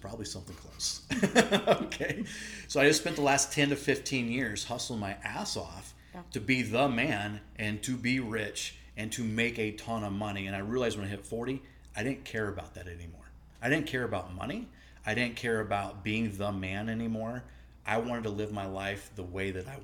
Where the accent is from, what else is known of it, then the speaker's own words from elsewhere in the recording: Nebraska, United States; I grew up hunting. I'm from the Midwest, Nebraska, and my dad hunted, my mom hunted